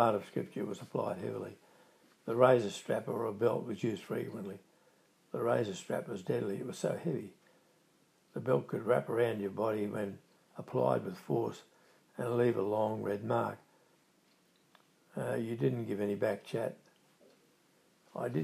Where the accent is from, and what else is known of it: Grafton, New South Wales, Australia; born or raised there